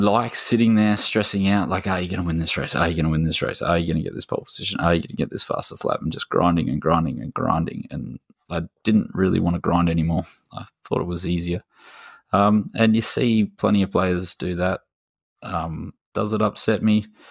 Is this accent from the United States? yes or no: no; Australia; as an Aussie